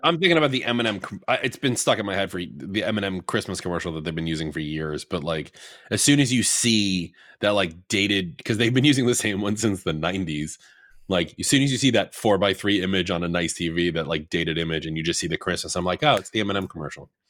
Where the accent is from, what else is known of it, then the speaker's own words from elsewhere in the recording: New York, United States; I'm from New York